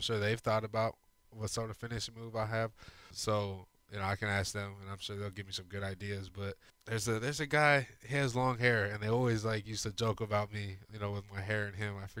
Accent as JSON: {"language": "English", "region": "Arizona", "country": "United States", "tie": "born or raised there", "also_born_or_lived": "New Mexico", "moved": "as an adult", "lives_now": "Houston, United States", "said": "I grew up in Arizona"}